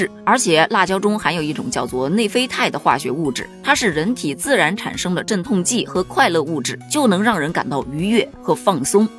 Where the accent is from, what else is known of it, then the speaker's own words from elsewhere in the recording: Northeast China, China; 身为一个土生土长的东北人，我证明东北根本就没这玩意儿。我也证明啊，我在东北生活了这么多年，我都没见过这道菜呀。